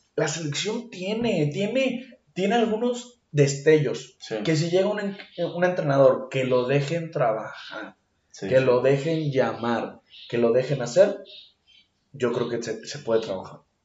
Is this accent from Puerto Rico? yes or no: no; Mexico; Yo soy mexicano, siempre me voy a poner la verde, todos los días de mi vida, porque soy mexicano